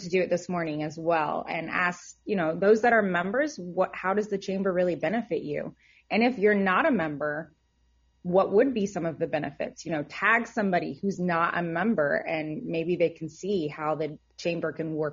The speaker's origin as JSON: {"language": "English", "town": "Atlanta", "region": "Georgia", "country": "United States", "said": "I came from Atlanta, so this is a completely different transition and I love it."}